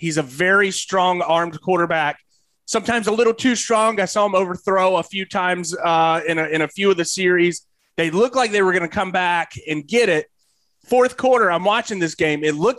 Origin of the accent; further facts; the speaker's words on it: Detroit, Michigan, United States; accent: Detroit; I'm turning into Scott Steiner with my Detroit accent.